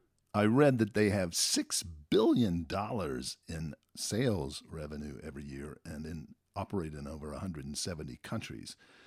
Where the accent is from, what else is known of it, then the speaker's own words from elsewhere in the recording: North Carolina, United States; also born or lived in California; we grew up here in North Carolina, but I went to California soon after college